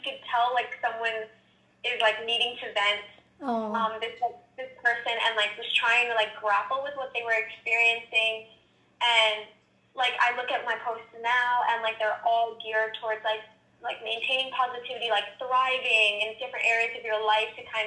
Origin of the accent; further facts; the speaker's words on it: Westchester, New York, United States; also born or lived in Bronx, New York; I lived in the Bronx for I think until I was about four, and then I moved up to Westchester